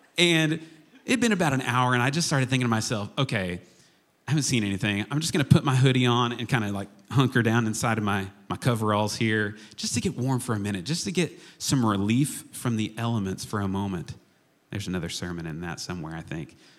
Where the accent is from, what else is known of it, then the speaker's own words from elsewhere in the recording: Chickasha, Oklahoma, United States; growing up in Chickasha, Oklahoma, I was affectionately referred to many, many times as Jillian's little brother.